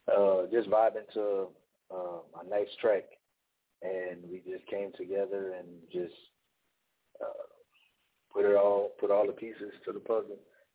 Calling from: Opelousas, Louisiana, United States; From Opelousas, Louisiana.

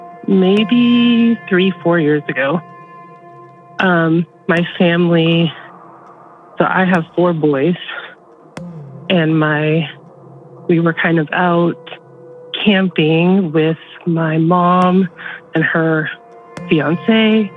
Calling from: Nebraska, United States; I live in central Nebraska.

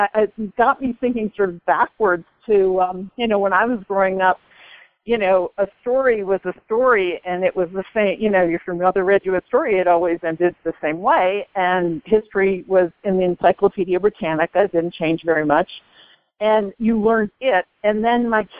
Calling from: Boulder, Colorado, United States; Hi, it's your friend from Boulder.

